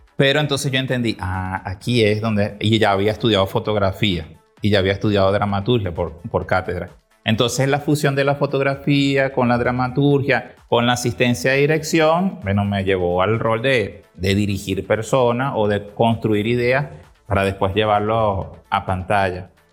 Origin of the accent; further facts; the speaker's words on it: Venezuela; nosotros los venezolanos